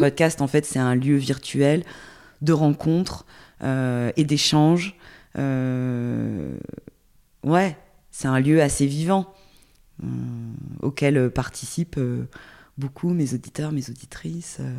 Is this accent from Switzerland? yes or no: no; Porto-Vecchio, Corsica, France; also born or lived in Ajaccio / Paris; now in Toulouse, France; j'ai grandi en Corse, euh, j'habitais, je suis née à Ajaccio, mais j'ai grandi à Porto Vecchio.